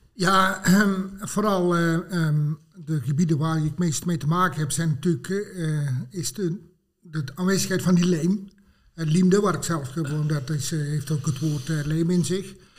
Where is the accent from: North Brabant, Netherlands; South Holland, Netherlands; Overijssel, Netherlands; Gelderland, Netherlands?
North Brabant, Netherlands; Het Groene Woud; ik ben geboren en getogen in het uh, Groene Woud